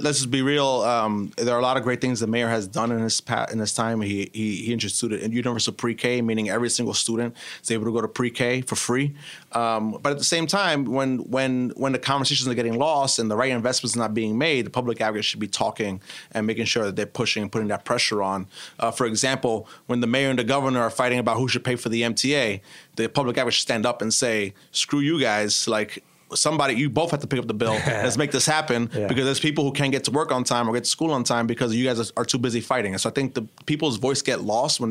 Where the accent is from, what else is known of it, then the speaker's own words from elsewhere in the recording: New York City, New York, United States; We grew up in East New York.